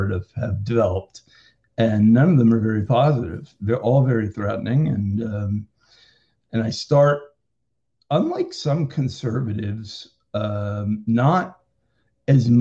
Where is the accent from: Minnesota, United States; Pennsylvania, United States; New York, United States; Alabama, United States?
Pennsylvania, United States; Lehigh Valley; I grew up in the Lehigh Valley area of Pennsylvania